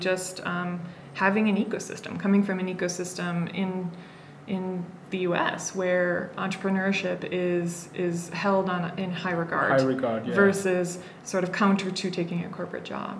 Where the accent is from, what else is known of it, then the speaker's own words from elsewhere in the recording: Wisconsin, United States; moved away as an adult; also born or lived in San Francisco / Boston; now in Kenya; I did an undergraduate, 4-year undergraduate degree in my home state of Wisconsin